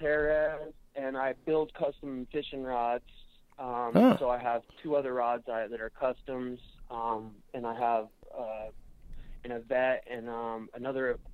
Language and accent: English; Daytona Beach, Florida, United States; I'm from Daytona area